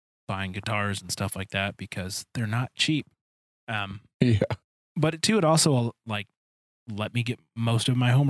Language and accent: English; Detroit, Michigan, United States; I grew up in Detroit